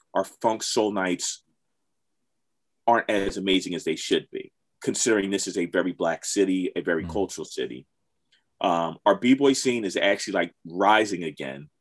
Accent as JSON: {"language": "English", "town": "Philadelphia", "region": "Pennsylvania", "country": "United States", "tie": "born or raised there", "said": "growing up in Philly"}